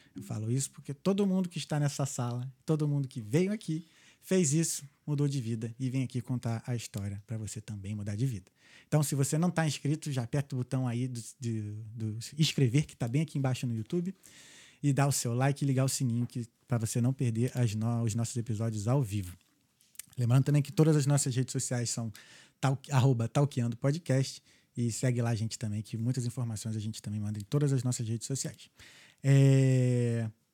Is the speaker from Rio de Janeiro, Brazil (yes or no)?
yes; Rio de Janeiro, Brazil; now in Dublin, Ireland; Carioca, flamenguista, com muito orgulho